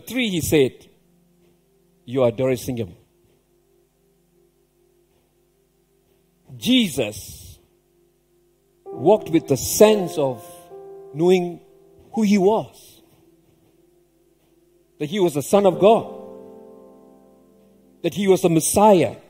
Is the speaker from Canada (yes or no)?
no; Malaysia; I grew up in a rubber estate.